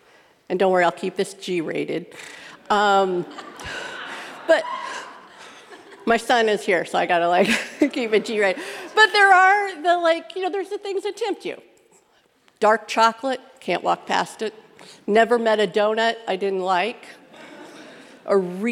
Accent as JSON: {"language": "English", "region": "Midwest", "country": "United States", "tie": "born or raised there", "said": "I grew up in the Midwest."}